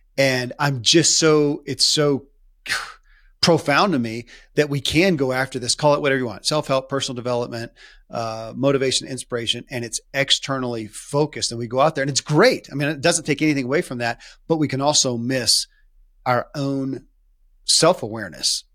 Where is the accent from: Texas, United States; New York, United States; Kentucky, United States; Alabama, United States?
Kentucky, United States; born or raised there